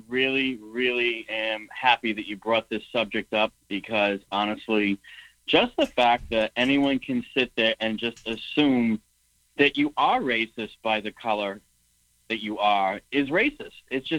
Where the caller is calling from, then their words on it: New Hampshire, United States; Hey, well … from New Hampshire.